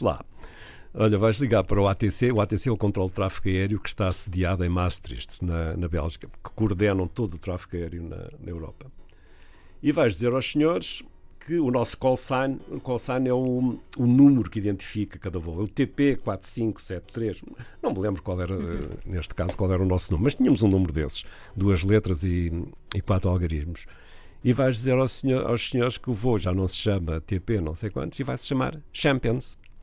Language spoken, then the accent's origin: Portuguese; Vila do Conde, Norte, Portugal; also born or lived in Porto; eu nasci no Porto, cresci em Vila de Conde, mas nasci no Porto